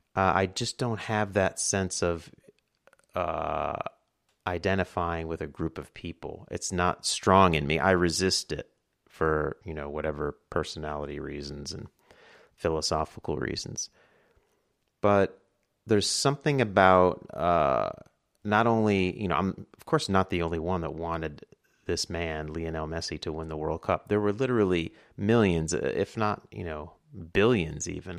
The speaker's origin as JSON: {"language": "English", "region": "New York", "country": "United States", "said": "I'm from New York"}